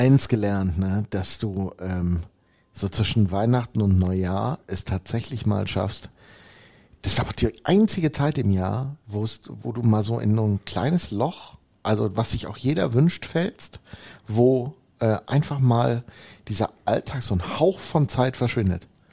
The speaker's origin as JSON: {"language": "German", "town": "Hemer", "region": "North Rhine-Westphalia", "country": "Germany", "said": "da wo ich herkomme, im wunderschönsten Dorf der Welt, Hema Deilinghofen"}